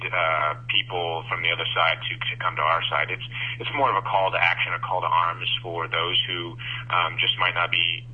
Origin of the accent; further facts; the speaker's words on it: Iowa, United States; Being that I'm from Iowa